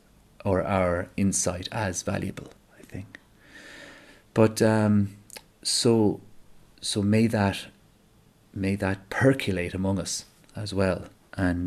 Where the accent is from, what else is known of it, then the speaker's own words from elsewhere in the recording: Ireland; as an Irish person